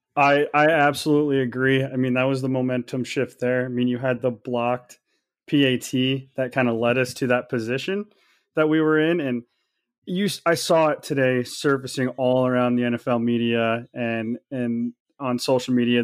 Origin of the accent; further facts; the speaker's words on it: Kansas City, United States; now in Waterloo, United States; I live in Waterloo, Iowa. I'm um, originally from Kansas City area.